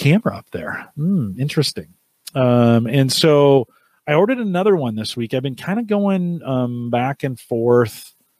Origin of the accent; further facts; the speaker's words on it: California, United States; So we're at the county fair, Santa Clara County Fair. I grew up in California.